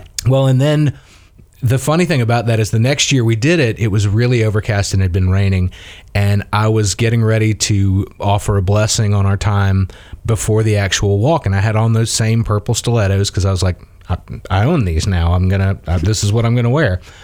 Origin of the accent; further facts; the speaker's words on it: South Mississippi, United States; moved away as an adult; also born or lived in Muskogee, Oklahoma / Tallahassee, Florida / Pensacola, Florida / Tennessee; now in Dothan, United States; I grew up in South Mississippi